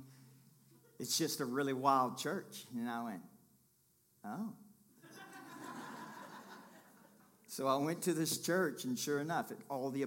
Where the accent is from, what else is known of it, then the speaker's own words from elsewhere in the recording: Kentucky, United States; I'm from Kentucky